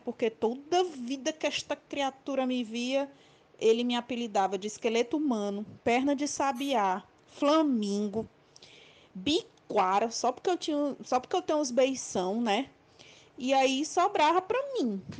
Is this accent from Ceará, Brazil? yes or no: yes; Fortaleza, Ceará, Brazil; eu sou aqui de Fortaleza mesmo